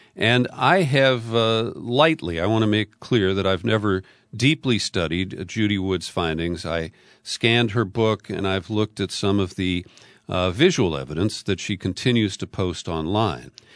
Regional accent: United States; I'm American.

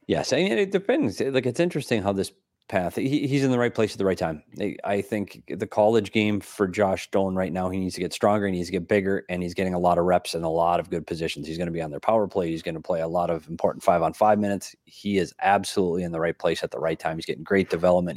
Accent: United States; As an American

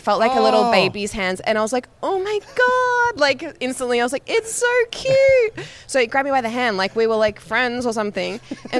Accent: Australia; because I haven't really seen it, even though I'm from Australia.

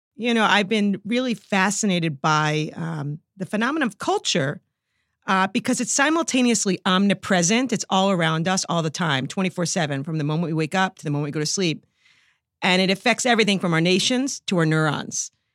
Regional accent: New York, United States; accent: New York; I'm a New Yorker

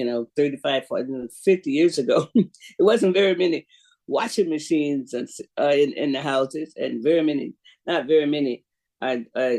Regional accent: Jacksonville, Florida, United States; moved away; I'm from Jacksonville

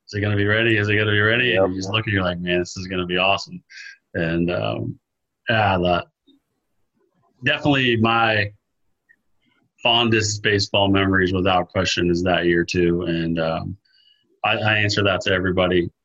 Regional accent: Melbourne, Florida, United States; junior college over here in Melbourne, um, in my hometown where we, where I grew up

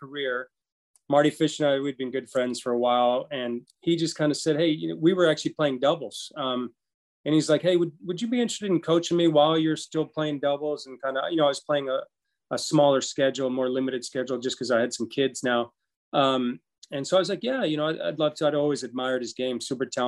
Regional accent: Bahamas; moved away as an adult; also born or lived in Los Angeles, United States; growing up in the Bahamas

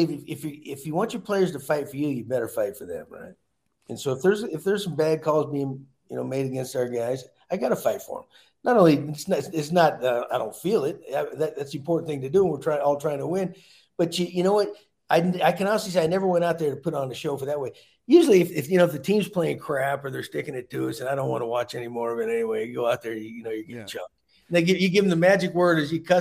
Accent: Texas, United States; I grew up in Texas, where it's yes, sir, no, sir

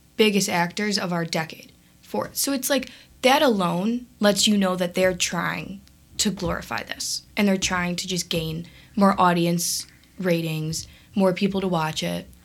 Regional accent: Evergreen Park, Illinois, United States; I'm from Evergreen Park

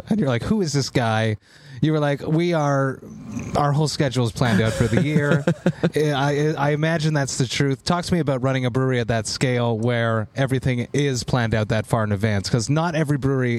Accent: Montreal, Quebec, Canada; I'm from Montreal, right?

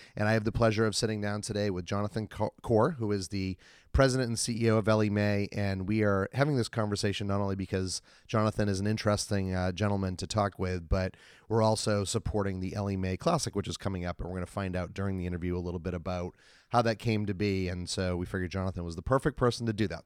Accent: Boston, Massachusetts, United States; I'm from Boston as well

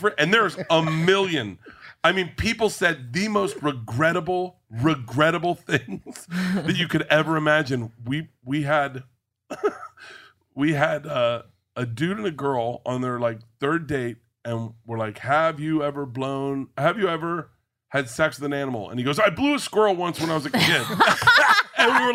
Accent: Florida, United States; I grew up in Florida.

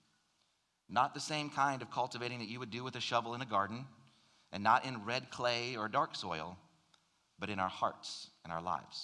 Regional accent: North Carolina, United States; moved away as an adult; also born or lived in Michigan / Ohio; now in South Carolina, United States; I spent the majority of my childhood growing up in North Carolina

